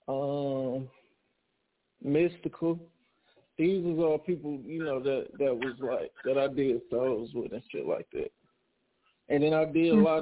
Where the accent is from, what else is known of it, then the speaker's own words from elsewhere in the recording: Detroit, Michigan, United States; I'm from Motown, Detroit.